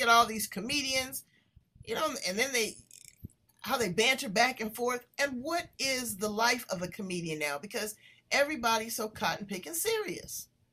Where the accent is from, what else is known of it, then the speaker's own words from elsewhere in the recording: Los Angeles, California, United States; I'm from South Central